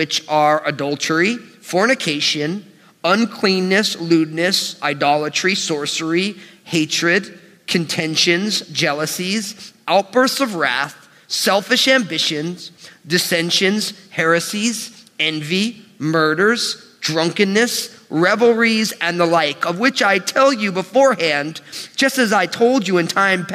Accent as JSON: {"language": "English", "country": "United States", "tie": "born or raised there", "said": "born and raised in the New York metropolitan area"}